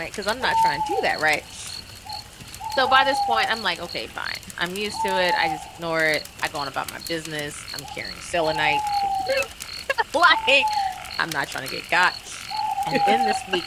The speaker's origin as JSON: {"language": "English", "town": "New Orleans", "region": "Louisiana", "country": "United States", "moved": "yes", "said": "I'm from New Orleans originally"}